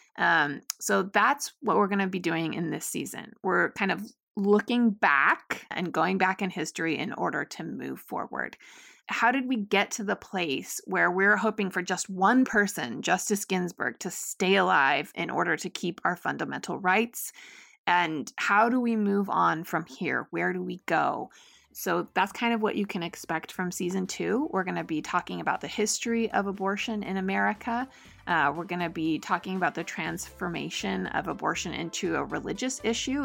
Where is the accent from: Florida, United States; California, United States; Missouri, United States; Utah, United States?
Utah, United States; my home state of Utah